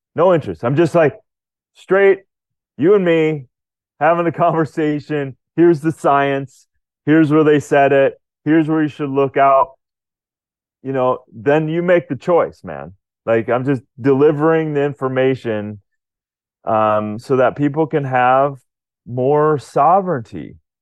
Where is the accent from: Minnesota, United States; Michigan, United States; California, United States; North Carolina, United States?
Minnesota, United States; Rochester; I was Born in Rochester, Minnesota, but not at that hospital, but very close to it